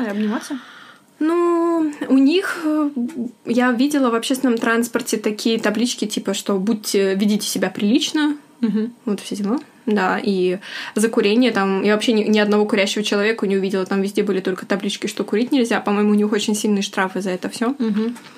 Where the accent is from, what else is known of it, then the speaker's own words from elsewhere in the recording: Russia; moved away; я вот из России